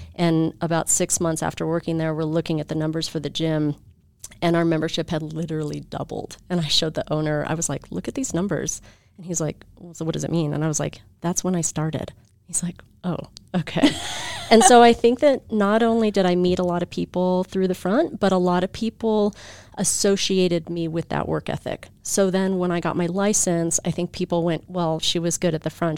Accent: Bay Area, California, United States; moved away as an adult; also born or lived in Albuquerque, New Mexico / Bishop, California; now in Utah, United States; we moved to the Bay Area

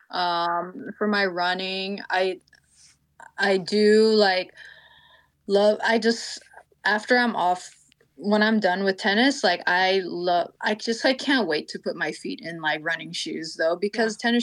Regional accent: California, United States; I'm also from California

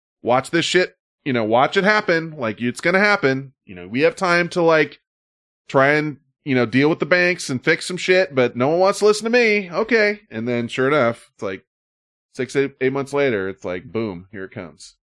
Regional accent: California, United States; I'm from California

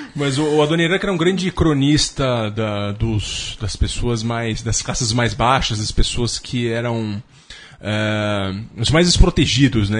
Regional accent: Jundiaí, São Paulo, Brazil; Jundiaí é onde eu nasci

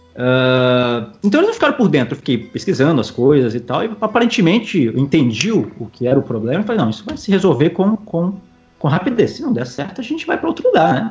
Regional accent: Ibiraçu, Espírito Santo, Brazil; now in Maceió, Brazil; hoje eu moro em Maceió, Lagoas, mas eu sou natural de Ibiraçu, é uma cidade no interior do Espírito Santo

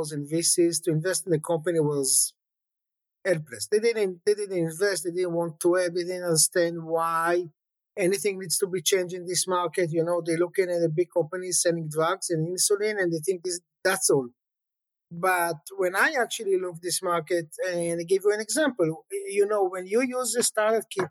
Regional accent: Jerusalem, Jerusalem District, Israel; I grew up in a religious family in Jerusalem

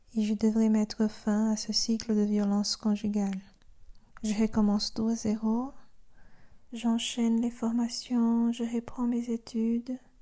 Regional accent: Brazil; French is a second language; moved away as an adult; now in Belgium; je suis brésilienne

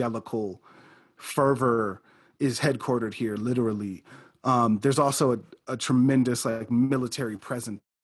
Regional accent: Midwest, United States; moved away as an adult; also born or lived in Chicago; now in Colorado, United States; I'm from the Midwest.

